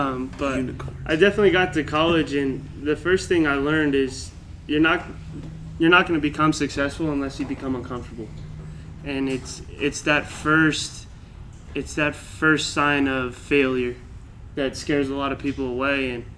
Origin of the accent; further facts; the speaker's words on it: Albuquerque, New Mexico, United States; growing up in Albuquerque behind these guys definitely is – I grew up 2 minutes away from La Cueva.